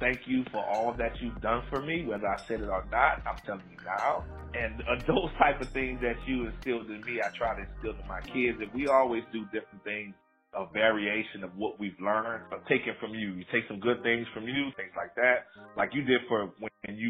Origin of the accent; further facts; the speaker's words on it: New Orleans, Louisiana, United States; Growing up in New Orleans